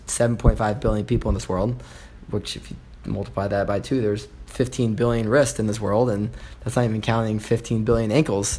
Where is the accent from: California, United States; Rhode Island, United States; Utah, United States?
California, United States; Los Angeles; also born or lived in Elkhart Lake, Wisconsin / Madison, Wisconsin; now in Chicago, United States; I grew up in Los Angeles on the Pacific Ocean